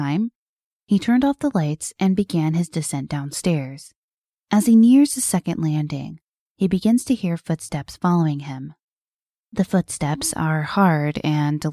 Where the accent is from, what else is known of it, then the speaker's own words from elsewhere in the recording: Plano, Texas, United States; my hometown in Plano, Texas.